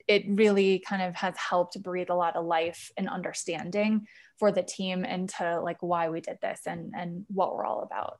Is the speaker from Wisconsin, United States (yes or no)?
yes; Wisconsin, United States; also born or lived in Nashville / San Francisco; now in Denver, United States; I'm actually a Midwesterner. I'm from Wisconsin originally